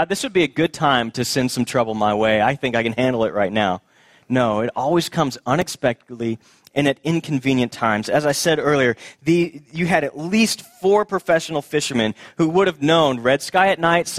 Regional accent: Houston, Texas, United States; my childhood, growing up in Houston, Texas

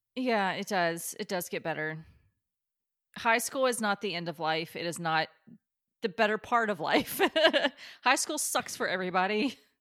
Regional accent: Kentucky, United States; my best friend growing up in Kentucky

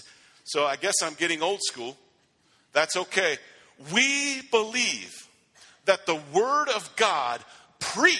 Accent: Rifle, Colorado, United States; I went to Rifle High School

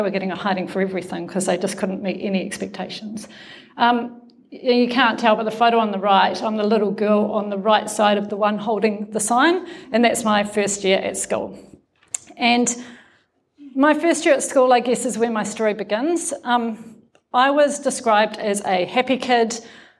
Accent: Nelson, New Zealand; I come from Nelson, right? Nelson's not a very big town

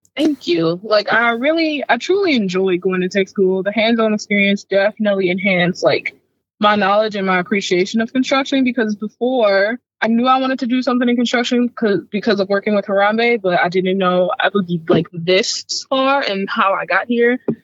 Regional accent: St. Louis, Missouri, United States; growing up in St. Louis, like people from the south side of St. Louis, which is where I was from

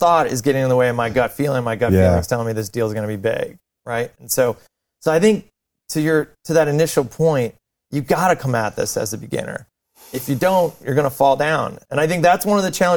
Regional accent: near Buffalo, New York, United States; I grew up near Buffalo, New York, kind of similar to Ohio, same kind of climate

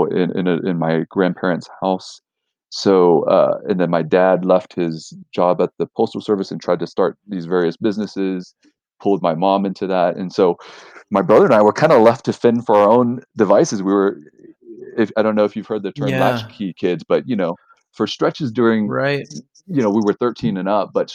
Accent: Houston, Texas, United States; we grew up in Houston

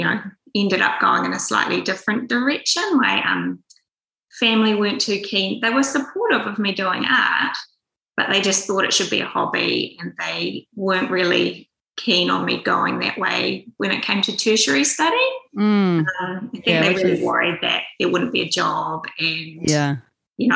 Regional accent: Auckland, New Zealand; I was born here in Auckland and grew up on the North Shore

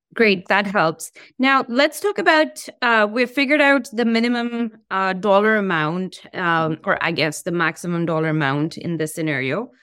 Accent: India; I'm from India

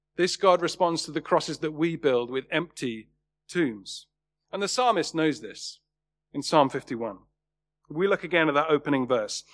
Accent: Worthing, South East England, United Kingdom; my hometown in Worthing

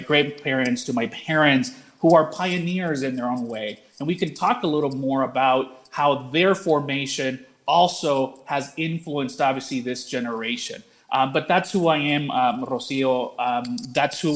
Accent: Roaring Fork Valley, Colorado, United States; English is a second language; I grew up in the Roaring Fork Valley. I am first generation American. I learned English as a second language

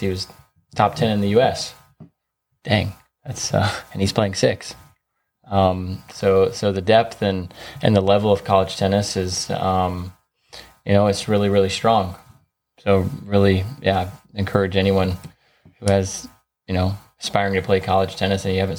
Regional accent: the South, United States; which I grew up in the South, so I was in Southerns

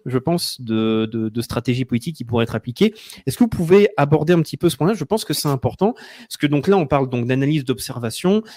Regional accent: France; en tant que Français qui va penser en termes de politique française

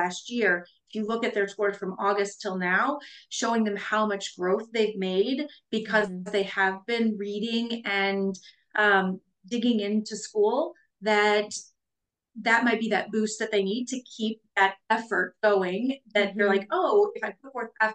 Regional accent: Midwest, United States; we're from the Midwest.

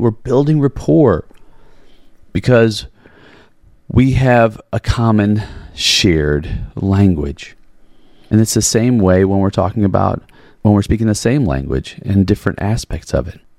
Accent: Chicago, Illinois, United States; growing up in Chicago, Chicago house. So I grew up all around

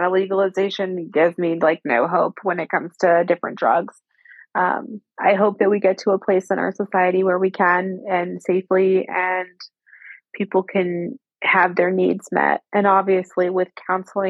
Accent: Northern California, United States; I grew up in Northern California

